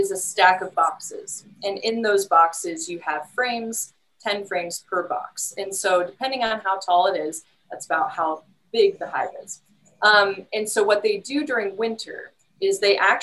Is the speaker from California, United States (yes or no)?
no; West Lafayette, Indiana, United States; moved away; I'm from Indiana originally, and I'm from the Purdue area originally